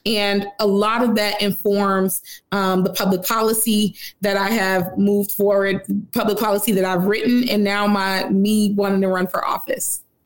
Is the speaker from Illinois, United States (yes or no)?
yes; Chicago, Illinois, United States; I'm from Austin